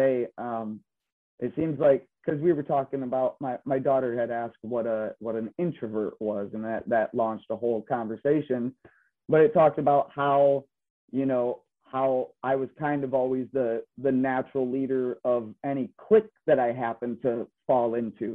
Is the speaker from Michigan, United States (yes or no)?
yes; Belding, Michigan, United States; I'm originally from Michigan, the Grand Rapids area, from a small town, Belding, Greenville area, within Kent and Ionia County.